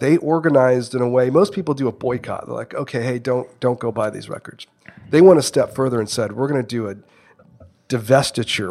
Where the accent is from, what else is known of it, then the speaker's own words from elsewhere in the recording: Santa Ana, California, United States; I grew up in Santa Ana, so it wasn't like I grew up in Newport Beach